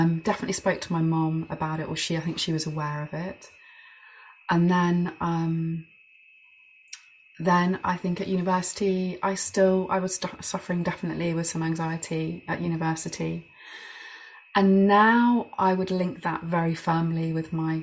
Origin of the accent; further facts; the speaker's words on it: Birmingham, West Midlands, United Kingdom; And so I grew up in Birmingham, a big city.